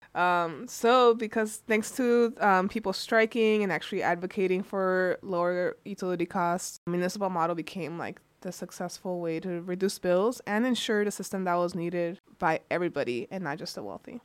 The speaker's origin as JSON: {"language": "English", "region": "California", "country": "United States", "moved": "yes", "lives_now": "Michigan, United States", "said": "I come from California, and the power. My parents would pay their utility bill to um, the Edison Electric Company"}